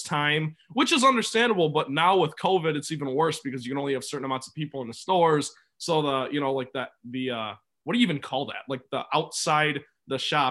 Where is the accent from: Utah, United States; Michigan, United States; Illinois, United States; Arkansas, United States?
Michigan, United States; Grandville; I live in Granville, Michigan. I love my hometown